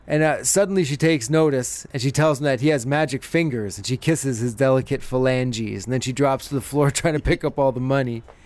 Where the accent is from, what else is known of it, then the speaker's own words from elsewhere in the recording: Canada; We're both Canadian